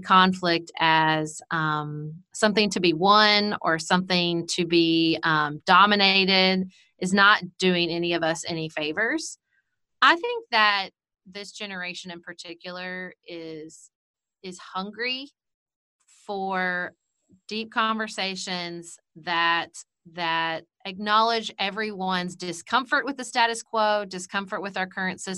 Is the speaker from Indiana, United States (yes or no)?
no; Paducah, Kentucky, United States; also born or lived in Washington, D.C.; moved back to my hometown of Paducah, Kentucky